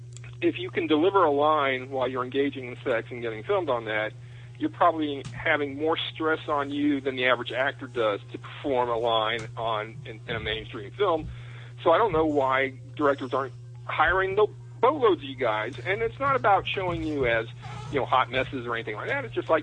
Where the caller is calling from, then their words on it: East Coast, United States; I'm calling from the East Coast